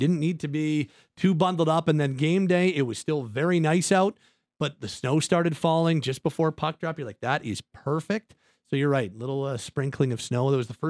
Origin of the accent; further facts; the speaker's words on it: Calgary, Alberta, Canada; Born and raised in Calgary.